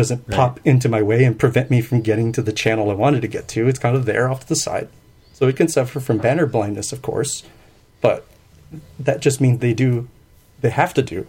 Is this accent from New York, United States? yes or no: no; Texas, United States; I'm from the United States, and I'm from Texas in particular, so we played a lot of football in the streets.